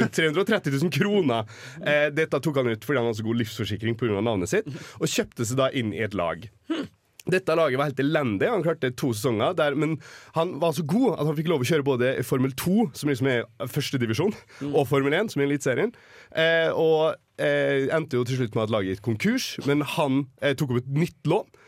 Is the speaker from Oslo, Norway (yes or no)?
yes; Oslo, Norway; moved away; also born or lived in Molde; Født i Oslo. Eh, migrert til eh, den lille, herlige fjellbyen Molde